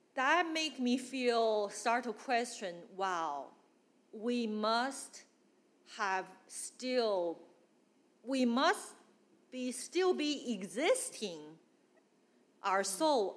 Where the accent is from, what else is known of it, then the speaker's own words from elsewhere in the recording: Northeast China, China; English is a second language; moved away as an adult; also born or lived in Guangdong, China; now in United States; I came from China. I grew up in China, e- uh, northeast